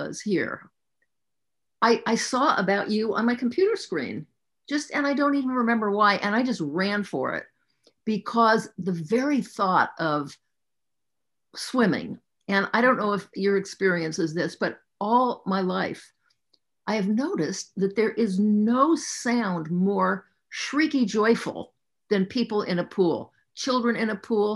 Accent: Southern California, United States; I grew up around swimming. I was raised in Southern California

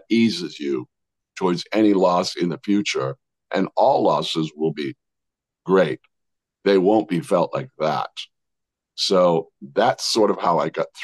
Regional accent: Worcester, Massachusetts, United States; moved away as an adult; also born or lived in Arizona; growing up in Worcester, Massachusetts

